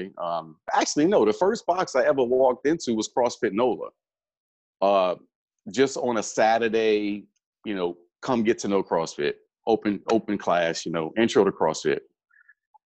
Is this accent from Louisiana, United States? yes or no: yes; New Orleans, Louisiana, United States; Born and raised in New Orleans